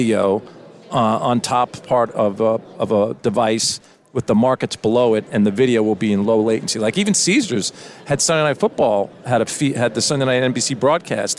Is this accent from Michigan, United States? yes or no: no; New York, United States; I'm from New York